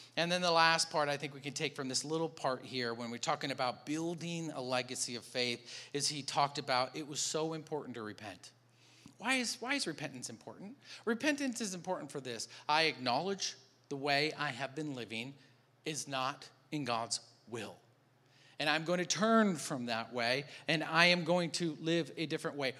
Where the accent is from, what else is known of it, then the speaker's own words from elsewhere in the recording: Michigan, United States; moved away; I'm from Michigan